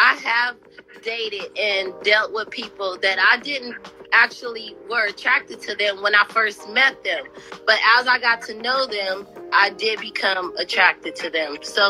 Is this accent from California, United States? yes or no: yes; California, United States; I'm a nice girl. I'm from California.